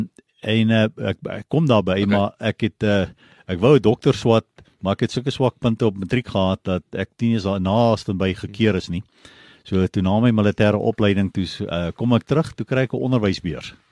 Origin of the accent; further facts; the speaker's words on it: Pretoria, Gauteng, South Africa; ek het groot geword in basies Pretoria daar, laerskool, hoërskool